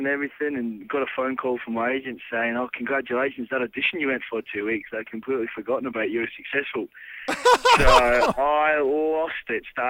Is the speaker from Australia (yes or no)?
yes; Queensland, Australia; And at first I was like, yeah, I'm from Queensland. I'll shrug it off. I'm a tough bloke.